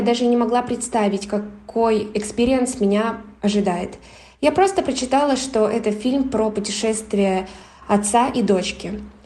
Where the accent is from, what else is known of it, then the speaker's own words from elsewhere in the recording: Siberia, Russia; moved away as an adult; now in Cyprus; я родилась в Сибири и уже год живу на Кипре